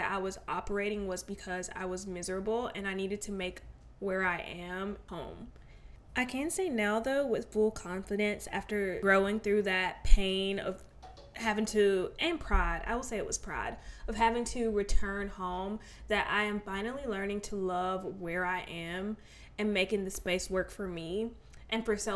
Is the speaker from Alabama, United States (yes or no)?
yes; Alabama, United States; I am from Alabama.